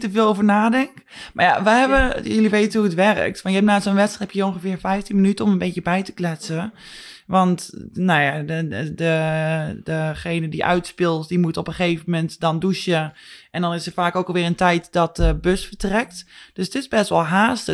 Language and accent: Dutch; Netherlands; born or raised there; moved away